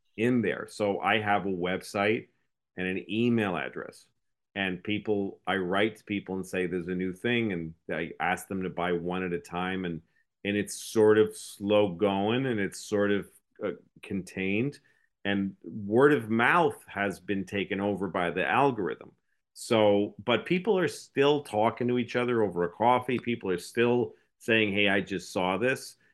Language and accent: English; New England, United States; I grew up in New England, which is a donut place because it's cold